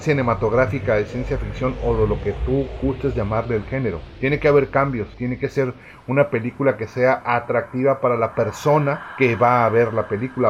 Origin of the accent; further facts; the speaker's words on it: Baja California, Mexico; todos los que somos de Baja California sabemos los, las ondas de calor que se dan por esos lugares